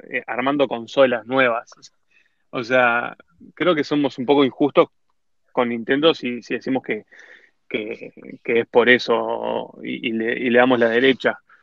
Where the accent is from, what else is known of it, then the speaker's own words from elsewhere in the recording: Uruguay; somos uruguayos